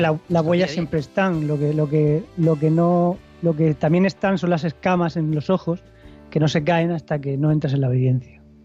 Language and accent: Spanish; Spain; como ciudadanos eh, que somos españoles